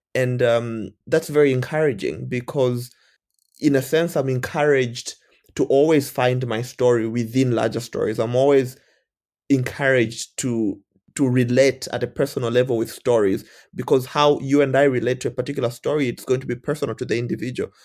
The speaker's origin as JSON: {"language": "English", "country": "Zambia", "also_born_or_lived": "India", "moved": "as an adult", "said": "I'm from Zambia"}